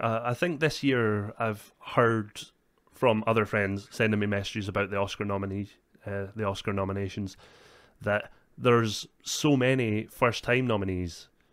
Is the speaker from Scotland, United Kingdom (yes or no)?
yes; Scotland, United Kingdom; we are Scottish